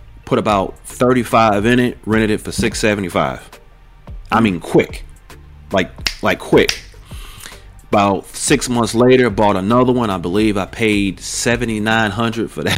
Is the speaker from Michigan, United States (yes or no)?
yes; Detroit, Michigan, United States; I'm originally from Detroit